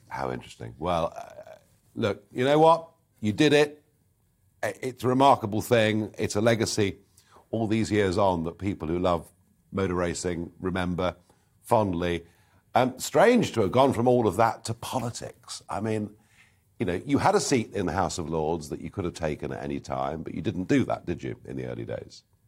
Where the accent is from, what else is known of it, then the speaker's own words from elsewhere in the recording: Kent, South East England, United Kingdom; I come from Kent's